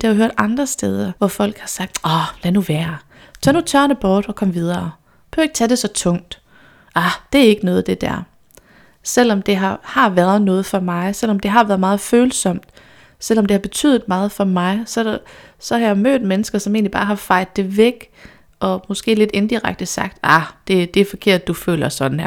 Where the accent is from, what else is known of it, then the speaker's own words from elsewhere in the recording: Randers, Central Denmark Region, Denmark; Jeg kommer fra Randers